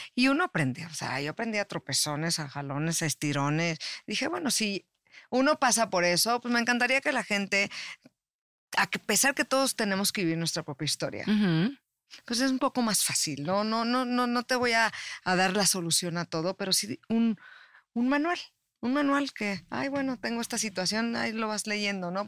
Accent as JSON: {"language": "Spanish", "country": "Mexico", "tie": "born or raised there", "also_born_or_lived": "Tijuana", "said": "yo soy originaria de México, estaba viviendo en Tijuana, luego me vine para acá"}